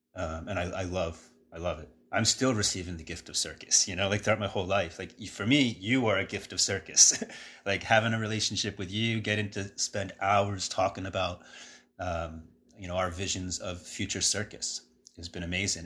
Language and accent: English; New York City, New York, United States; moved away; growing up around New York City